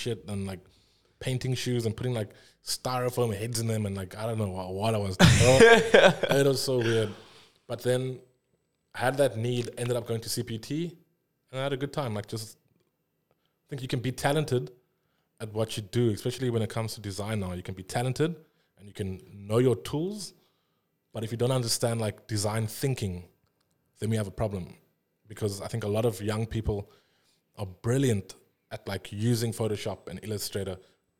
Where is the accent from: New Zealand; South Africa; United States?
South Africa; I think a lot of the time, like as any South African illustrator, I think our work is also inherently like South African